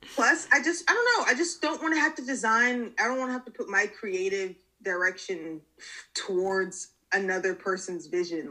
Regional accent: Lawrenceville, Georgia, United States; moved away as an adult; now in Savannah, United States; I'm living in Savannah. I'm originally from Lawrenceville, Georgia. It's outside of Metro Atlanta

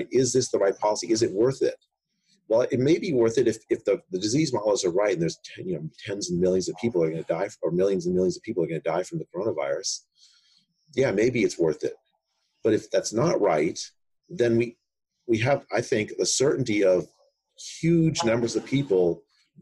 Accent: India; now in United States; I was born in India

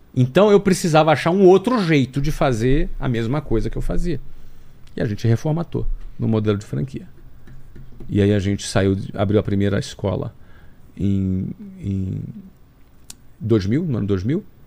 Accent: Rio de Janeiro, Brazil; moved away as an adult; Sou do Rio de Janeiro

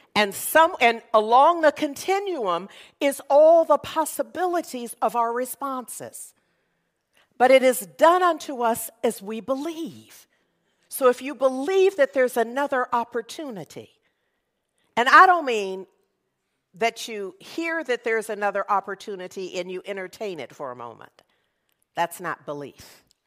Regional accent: Berkeley, California, United States; I grew up in Berkeley

